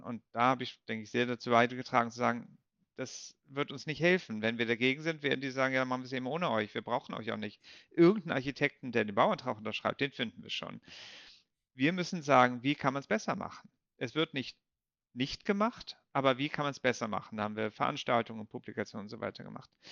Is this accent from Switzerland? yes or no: no; Kiel, Schleswig-Holstein, Germany; moved away as an adult; also born or lived in Bonn / Brussels; Ich komme ja aus Kiel ursprünglich